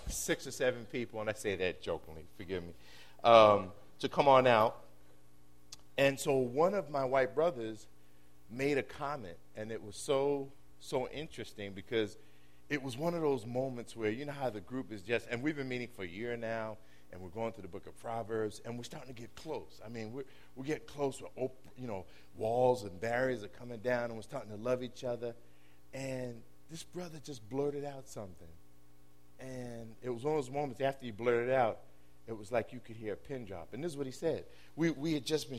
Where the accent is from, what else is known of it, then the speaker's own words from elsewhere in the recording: New York City, New York, United States; I was born and raised in New York City